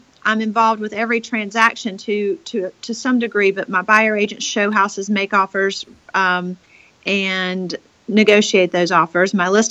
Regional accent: Raleigh, North Carolina, United States; And I am a North Carolinian by birth and was born and raised in Raleigh, North Carolina

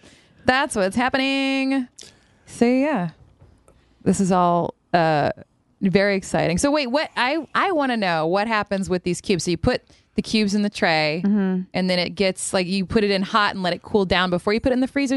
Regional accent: the South, United States; What is spoon bread? I'm from the South and never heard of it, so it's not Southern.

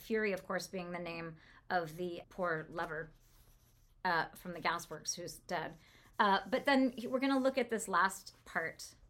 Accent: California, United States; I'm from California

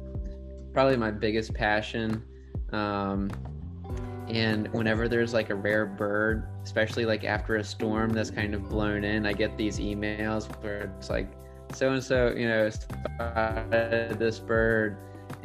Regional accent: Norfolk, Virginia, United States; I'm from Norfolk

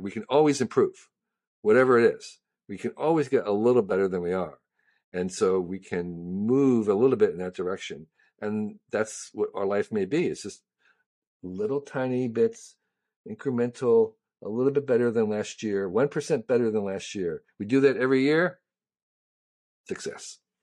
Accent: Westfield, New Jersey, United States; now in San Francisco, United States; I grew up in New Jersey

